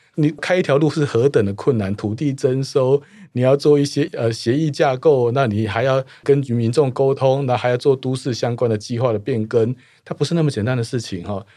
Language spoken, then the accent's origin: Chinese; Taoyuan, Taiwan; 我在桃园长大，我们家在桃园时代的